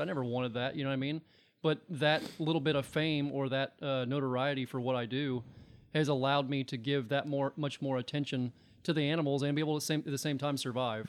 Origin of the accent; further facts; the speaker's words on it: Chicago, Illinois, United States; I grew up in Chicago.